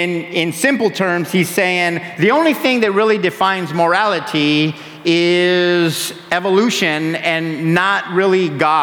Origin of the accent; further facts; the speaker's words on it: San Diego, California, United States; we grew up in San Diego